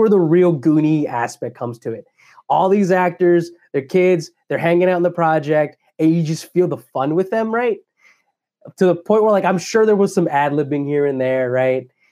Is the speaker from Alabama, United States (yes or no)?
no; Dallas, Texas, United States; I grew up in Croco Hill and Oak Cliff when I was a kid